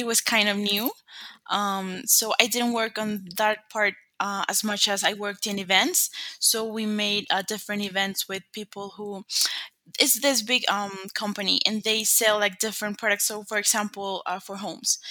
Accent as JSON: {"language": "English", "country": "Colombia", "said": "I'm from Colombia"}